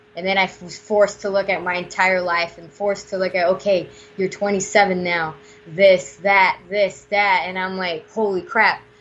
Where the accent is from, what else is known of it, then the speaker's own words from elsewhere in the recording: Puerto Rico; I'm from Puerto Rico